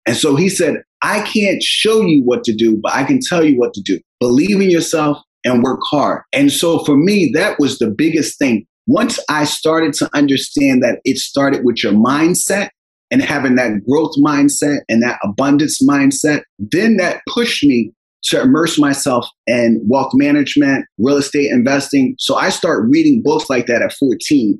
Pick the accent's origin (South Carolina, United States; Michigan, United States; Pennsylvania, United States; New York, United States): Pennsylvania, United States; Philadelphia; I grew up in Philadelphia with my six siblings and a single parent household